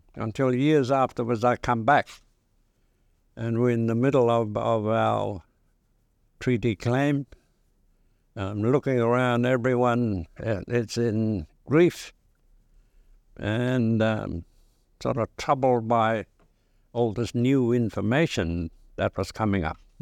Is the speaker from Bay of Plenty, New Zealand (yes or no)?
yes; Ngāti Manawa, Bay of Plenty, New Zealand; moved away; also born or lived in Canada; I grew up in the Ngāti Manawa.